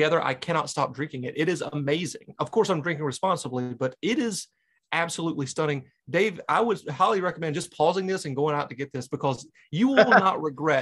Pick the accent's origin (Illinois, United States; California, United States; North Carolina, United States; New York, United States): North Carolina, United States; now in New Hampshire, United States; When I grew up in North Carolina, it's pretty in the Blue Ridge Mountains